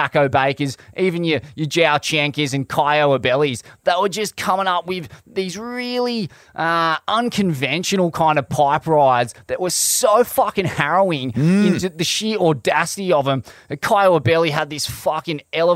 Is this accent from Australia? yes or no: yes; Australia; as an Australian surfer